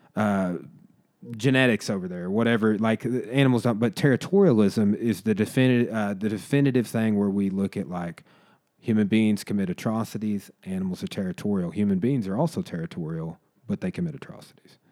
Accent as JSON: {"language": "English", "country": "United States", "said": "we as Americans"}